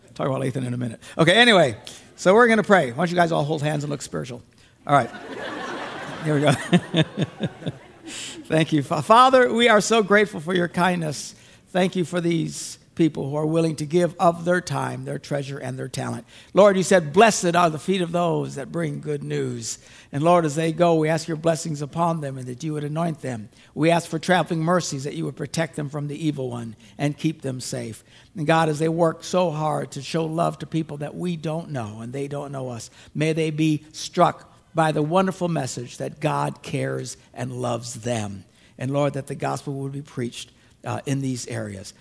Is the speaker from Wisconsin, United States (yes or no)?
yes; Green Bay, Wisconsin, United States; where I'm from Green Bay